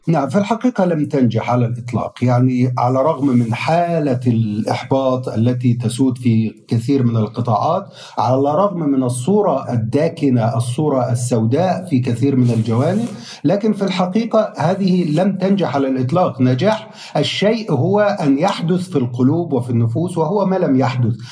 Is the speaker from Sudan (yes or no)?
no; Egypt; باعتباري صحفي مصري يعمل في المجال منذ الخامسة والثمانين